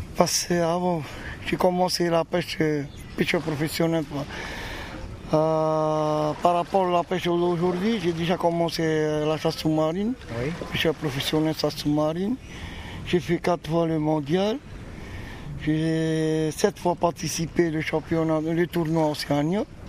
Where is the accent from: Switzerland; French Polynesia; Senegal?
French Polynesia; Taha'a, Leeward Islands; comme on est originaire de Taha